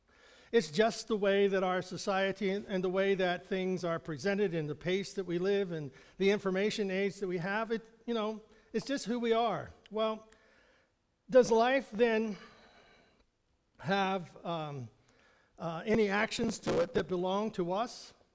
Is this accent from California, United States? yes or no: no; Pennsylvania, United States; If we grew up here in Western Pennsylvania or Central Pennsylvania, whatever we like to call it.